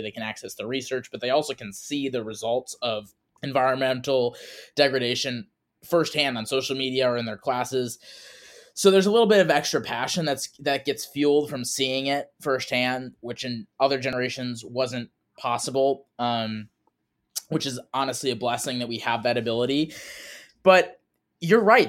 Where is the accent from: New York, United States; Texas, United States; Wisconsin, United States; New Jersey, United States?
Wisconsin, United States; moved away as an adult; now in Seattle, United States; also a proud cheesehead